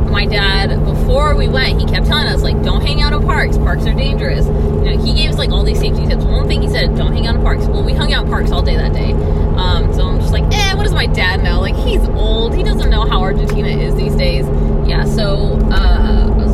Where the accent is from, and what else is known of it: United States; accent: American